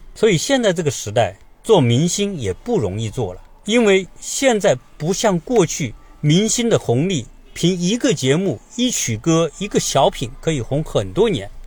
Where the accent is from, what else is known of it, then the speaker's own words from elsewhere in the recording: China; moved away as an adult; now in United States; 我们从小生活在一个小城市，直到今天，我回来看看的时候，我仍然觉得我们就是一个小城市